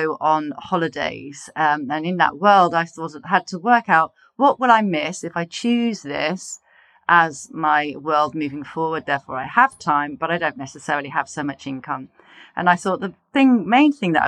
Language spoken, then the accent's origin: English; Poole, South West England, United Kingdom; moved away; I was born in Poole, so I love the South Coast and know it very well